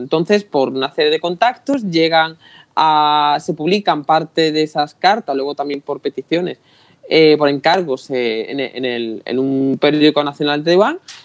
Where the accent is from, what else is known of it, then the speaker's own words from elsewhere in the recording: Utrera, Andalusia, Spain; yo soy de Utrera, en pueblo de Sevilla